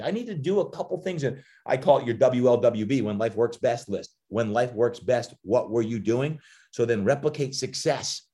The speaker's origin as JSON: {"language": "English", "region": "New Jersey", "country": "United States", "tie": "born or raised there", "said": "growing up, even though I was from Jersey and loved the Giants"}